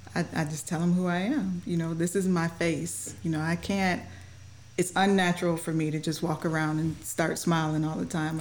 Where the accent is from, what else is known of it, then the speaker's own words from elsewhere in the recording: Mount Clemens, Michigan, United States; moved away as an adult; now in Scott Air Force Base, United States; I'm born and raised in Michigan